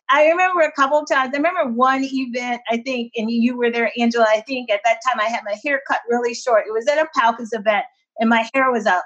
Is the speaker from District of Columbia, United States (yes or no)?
yes; Washington, District of Columbia, United States; is in this area growing up in the Washington D.C. area, um, there's not a lot of a Portuguese uh, influence or culture